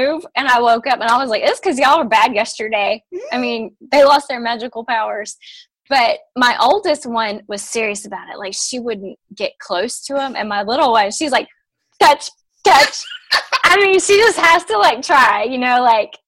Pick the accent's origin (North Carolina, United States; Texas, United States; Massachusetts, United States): Texas, United States; I am from Texas